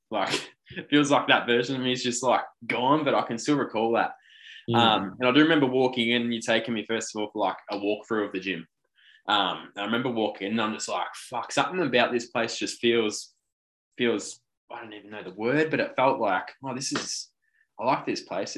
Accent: Willow Grove, Victoria, Australia; I was from Willow Grove. This is about an hour and 15 away.

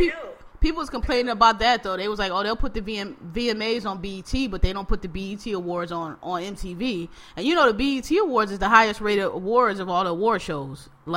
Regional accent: Queens, New York, United States; I'm still from Southeast Jamaica, Queens, don't get it fucked up.

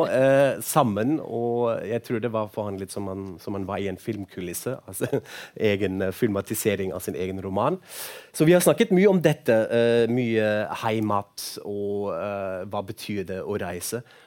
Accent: Frankfurt am Main, Hesse, Germany; Norwegian is a second language; now in Oslo, Norway; Jeg er jo fra Frankfurt, amain opprinnelig, egentlig

